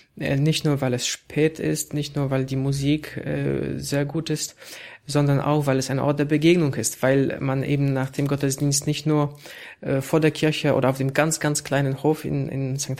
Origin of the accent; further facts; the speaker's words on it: Poland; moved away as an adult; also born or lived in Warsaw; now in Berlin, Germany; ich als Pole äh, hier in Deutschland arbeite